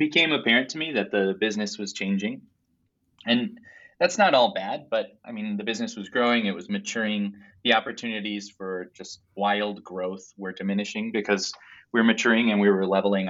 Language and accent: English; Bay Area, California, United States; moved away as an adult; also born or lived in Philadelphia, United States; now in Madison, United States; I grew up in the Bay Area